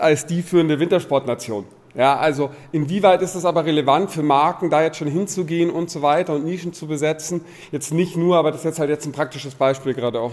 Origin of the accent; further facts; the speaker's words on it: Munich, Bavaria, Germany; ich bin aus München